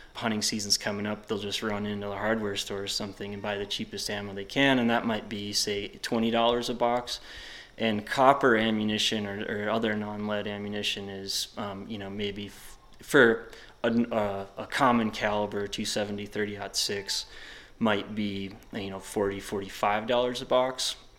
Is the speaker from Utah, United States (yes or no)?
no; Wisconsin, United States; now in Jackson, United States; I'm from Wisconsin